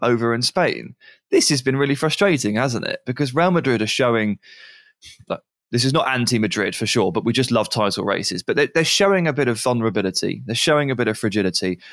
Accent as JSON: {"language": "English", "region": "England", "country": "United Kingdom", "said": "I'm English"}